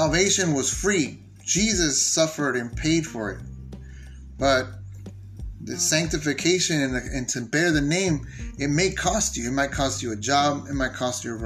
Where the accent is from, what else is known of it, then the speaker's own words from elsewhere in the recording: San Diego, California, United States; I was born and raised in San Diego